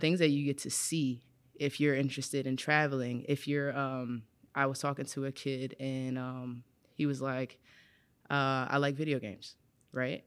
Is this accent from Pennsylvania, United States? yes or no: yes; Philadelphia, Pennsylvania, United States; I'm from West Philadelphia